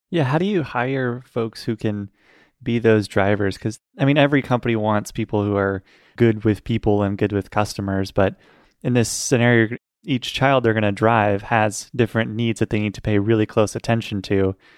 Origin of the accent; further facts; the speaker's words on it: Portland, Oregon, United States; here in my hometown of Portland